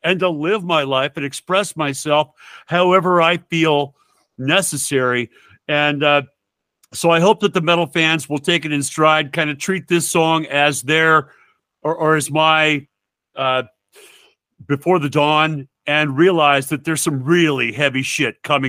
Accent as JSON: {"language": "English", "town": "Sioux Falls", "region": "South Dakota", "country": "United States", "tie": "born or raised there", "said": "here in Sioux Falls in my hometown"}